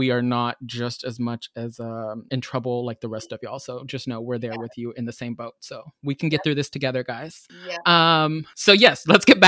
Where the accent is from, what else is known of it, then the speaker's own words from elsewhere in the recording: Texas, United States; now in Seattle, United States; While I love being in Seattle, I grew up in Texas and I moved here